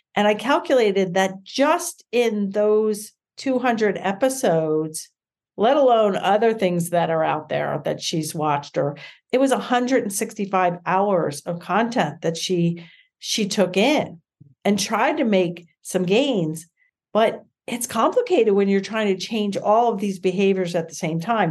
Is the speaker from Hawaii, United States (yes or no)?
no; Reading, Pennsylvania, United States; also born or lived in Philadelphia, Pennsylvania; we moved back to my hometown of Reading, Pennsylvania